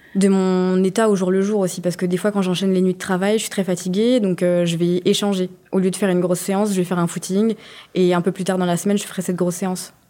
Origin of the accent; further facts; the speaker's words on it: France; j'étais la première française